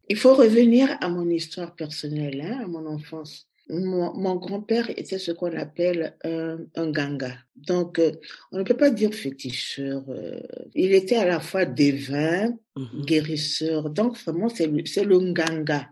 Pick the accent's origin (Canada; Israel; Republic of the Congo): Republic of the Congo; Brazzaville; moved away as an adult; also born or lived in Leipzig, Germany / Berlin, Germany / France; now in Brussels, Belgium; Je suis née à Brazzaville.